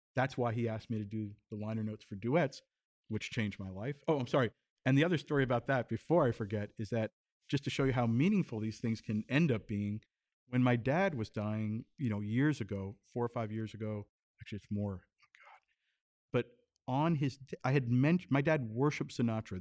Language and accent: English; Tenafly, New Jersey, United States; also born or lived in New York City; I was born in New York City, grew up I guess that for a year or so in the village where my parents were, but then they moved to Tenafly, New Jersey